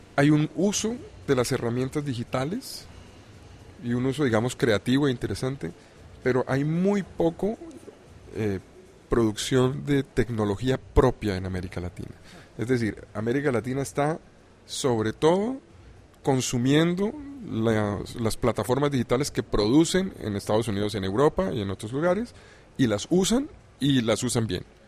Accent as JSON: {"language": "Spanish", "country": "Colombia", "said": "Soy colombiano."}